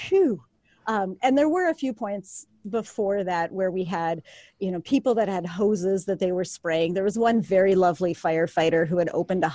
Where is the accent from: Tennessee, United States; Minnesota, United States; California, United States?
Minnesota, United States; I'm from Minnesota.